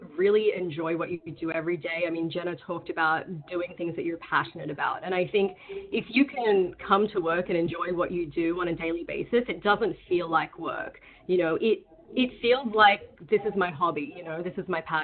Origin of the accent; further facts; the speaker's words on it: Sydney, New South Wales, Australia; now in Bay Area, United States; I'm originally from Sydney, Australia